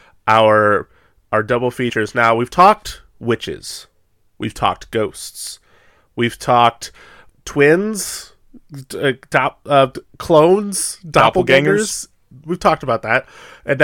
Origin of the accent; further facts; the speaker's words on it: United States; We're awful Americans